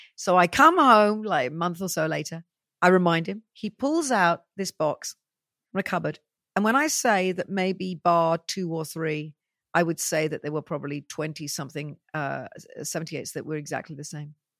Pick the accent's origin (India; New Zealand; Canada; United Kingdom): United Kingdom; Welsh, Wales; I'm very Welsh, you know, I have that beaky look